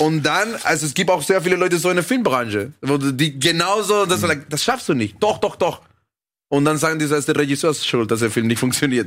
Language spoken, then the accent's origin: German; Caracas, Venezuela; now in Germany; ich bin in Venezuela aufgewachsen, dann hierher gekommen